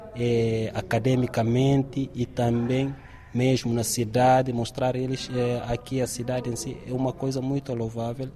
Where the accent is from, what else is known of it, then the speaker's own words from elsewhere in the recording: Guinea-Bissau; moved away as an adult; also born or lived in Turkey; now in Évora, Portugal; venho de Guiné-Bissau